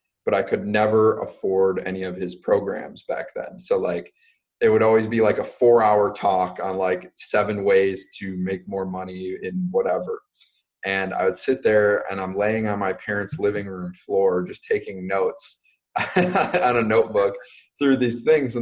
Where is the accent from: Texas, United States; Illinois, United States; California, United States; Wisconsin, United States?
Wisconsin, United States; Racine; also born or lived in New Jersey / Pennsylvania; now in Milwaukee, United States; moved to Racine, Wisconsin, where I spent the majority of my childhood growing up